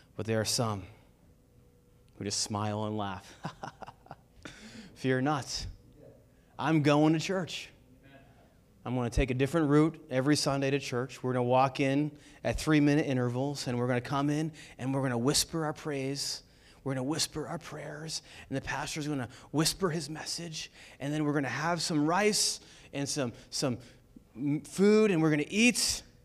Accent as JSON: {"language": "English", "country": "United States", "said": "me being American"}